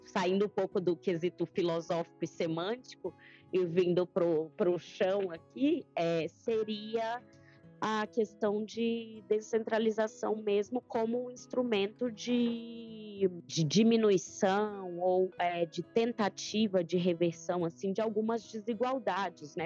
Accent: São Mateus, Espírito Santo, Brazil; venho de uma cidade pequena, né? Eu sou do norte do Espírito Santo, é, uma cidade chamada São Mateus

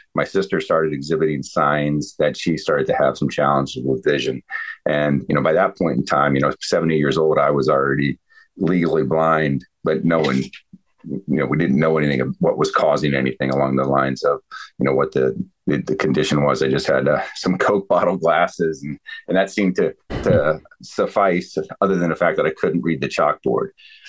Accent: Ohio, United States; also born or lived in Northern Virginia; But when we moved from Ohio to the DC area, Northern Virginia, my dad worked over at the Pentagon.

